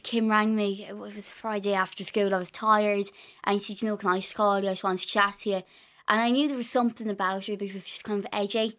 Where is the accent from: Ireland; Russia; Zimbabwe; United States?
Ireland; accent: Irish; also born or lived in London; I had an Irish accent